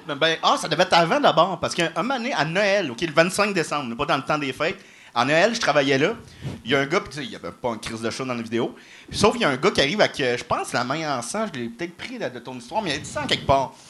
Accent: Salaberry-de-Valleyfield, Quebec, Canada; je viens de Valleyfield.

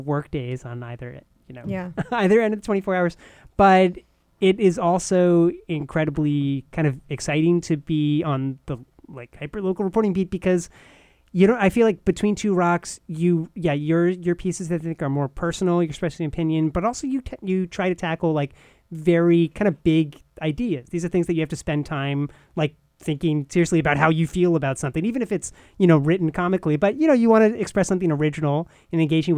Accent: Irvington, New York, United States; now in New Haven, United States; I'm from the suburbs of New York City, a town called Irvington, by the Tappan Zee Bridge

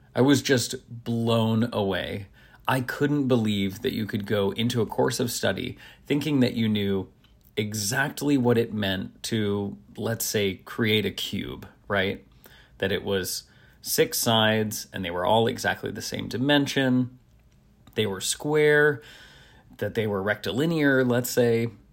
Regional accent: Nashville, Tennessee, United States; where I grew up in Nashville

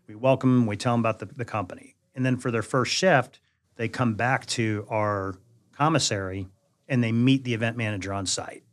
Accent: Jersey Shore, New Jersey, United States; moved away; also born or lived in Tennessee; I grew up on the Jersey Shore.

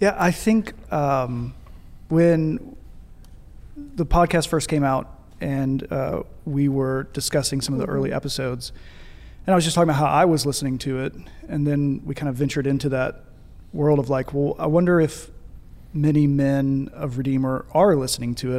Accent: Paducah, Kentucky, United States; moved away as an adult; now in Birmingham, United States; We both grew up in Paducah, Kentucky

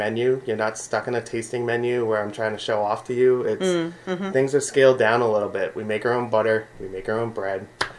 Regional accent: Haverhill, Massachusetts, United States; moved away as an adult; also born or lived in Providence, Rhode Island / San Francisco / Boston; now in Brooklyn, United States; I was a dishwasher in a little catering place in my hometown of Havel, Mass.

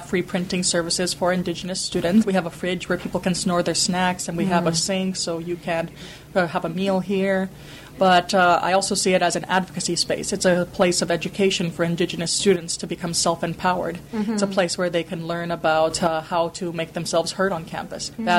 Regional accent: Blackfeet Nation of Montana, United States; now in Victoria, Canada; Blackfeet Nation of Montana representing.

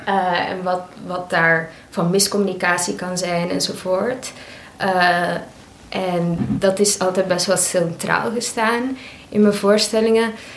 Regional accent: Belgium; moved away as an adult; also born or lived in Maastricht; now in The Hague, Netherlands; ik van België kom

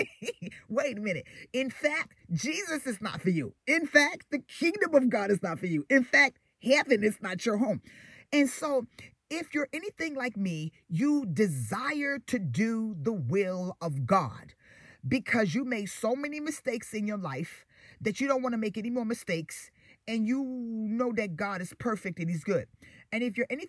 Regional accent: New York City, New York, United States; also born or lived in Queens, New York; I lived in Queens, but, you know, I grew up in Brooklyn

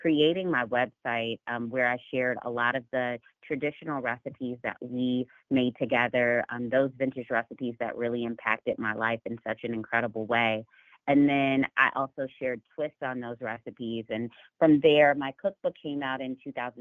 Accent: Chicago, Illinois, United States; moved away as an adult; now in Dallas, United States; I was born and raised right outside of Chicago in the suburbs of Chicago

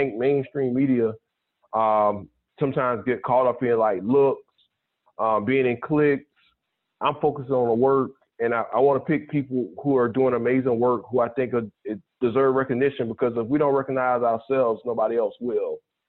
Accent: South Carolina, United States; And it's partly because of my background. Growing up in the South Carolina, my parents, the family didn't necessarily have thousands of acres

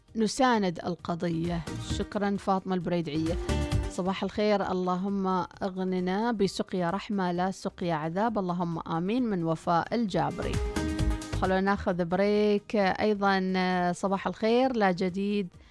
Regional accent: Oman; طبيعتنا كعمانيين شعب خجول جدا

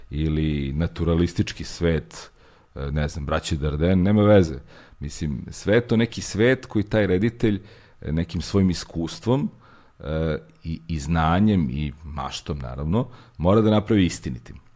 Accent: Belgrade, Serbia; Ja nisam odrastao baš u blokovima, ali sam odrastao kod fontane, dosta blizu. Imao sam jako puno prijatelja u blokovima

